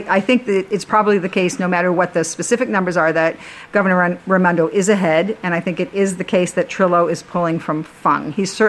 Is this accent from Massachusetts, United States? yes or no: yes; Boston, Massachusetts, United States; also born or lived in California; now in Rhode Island, United States; I lived in California before I came here. I've been here a long time now, but I grew up in Boston